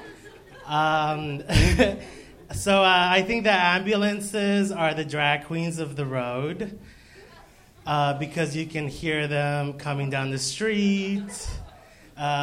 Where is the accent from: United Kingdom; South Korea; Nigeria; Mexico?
Mexico; born or raised there; moved away; also born or lived in Phoenix, Arizona